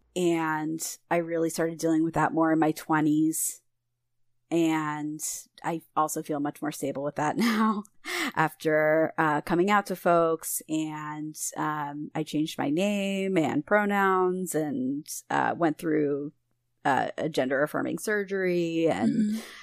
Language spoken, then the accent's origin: English; Philadelphia, Pennsylvania, United States; I'm from Philadelphia originally